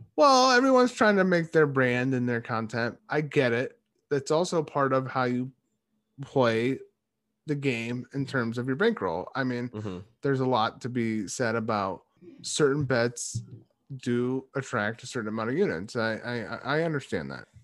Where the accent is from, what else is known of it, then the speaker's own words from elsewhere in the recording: United States; we're American.